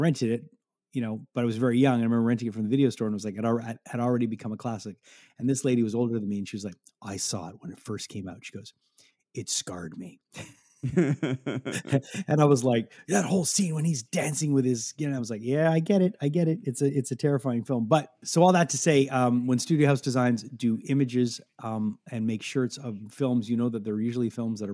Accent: Montreal, Quebec, Canada; growing up in Montreal, growing up listening to rock radio

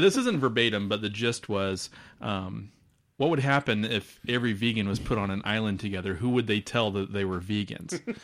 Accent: Omaha, Nebraska, United States; moved away as an adult; now in Des Moines, United States; I grew up in the Omaha area

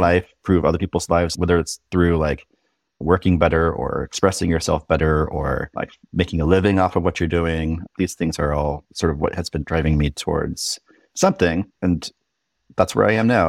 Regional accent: Irvine, California, United States; moved away as an adult; also born or lived in Berkeley, California / Seattle, Washington; I grew up in Southern California in Irvine.

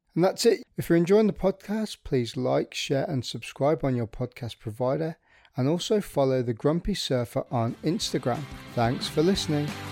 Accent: Midlands, United Kingdom; moved away; I'm from the Midlands originally

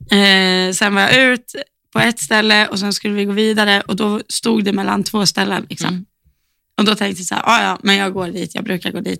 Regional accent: Lund, Skåne, Sweden; Ja, det är Lund. Jag är från Lund.

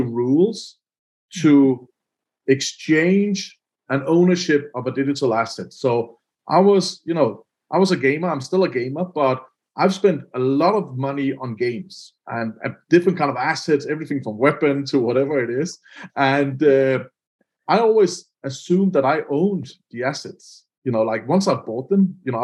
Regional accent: Denmark; I'm from Denmark

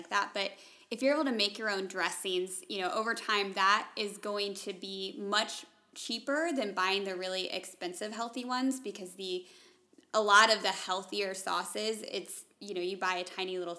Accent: Atlanta, Georgia, United States; moved away as an adult; now in Kansas, United States; growing up in Atlanta, nobody ever bought cows like that.

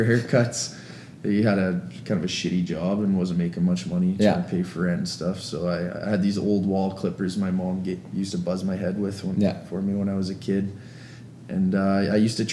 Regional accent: Alberta, Canada; I'm from Alberta

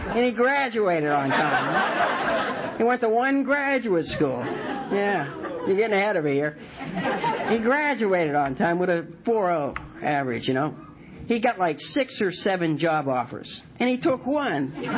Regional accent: Martins Ferry, Ohio, United States; moved away as an adult; also born or lived in North Carolina; now in Wilmington, United States; I'm from Ohio.

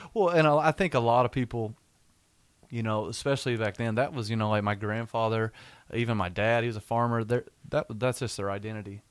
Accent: Weatherford, Oklahoma, United States; I'm from Weatherford, Oklahoma

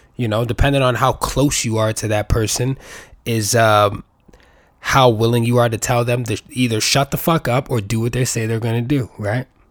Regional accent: New York City, New York, United States; I was born and raised in New York City

